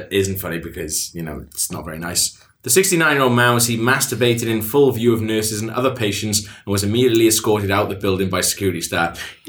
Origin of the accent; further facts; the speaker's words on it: Wales, United Kingdom; Now, as a Welsh person, I grew up sort of, you know, like idolising people like Richard Burton